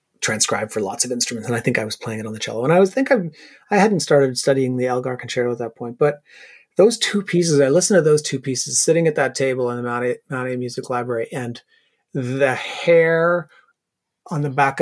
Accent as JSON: {"language": "English", "town": "Sackville", "region": "New Brunswick", "country": "Canada", "tie": "born or raised there", "also_born_or_lived": "Ottawa", "moved": "as an adult", "said": "I grew up in Sackville, New Brunswick. So it was a small town"}